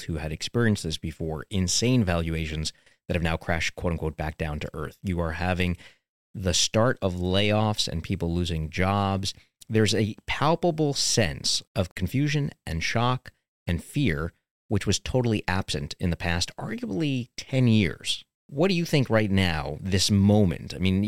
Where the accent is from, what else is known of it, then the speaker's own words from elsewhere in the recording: New York City, New York, United States; particularly being a New Yorker